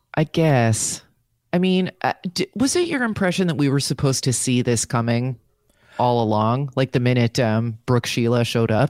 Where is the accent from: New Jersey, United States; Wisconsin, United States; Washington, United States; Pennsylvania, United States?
New Jersey, United States; I'm from Jersey